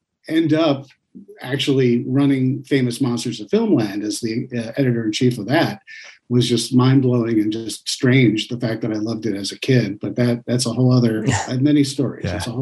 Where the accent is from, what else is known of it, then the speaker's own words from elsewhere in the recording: East Coast, New York, United States; I grew up on the East Coast in New York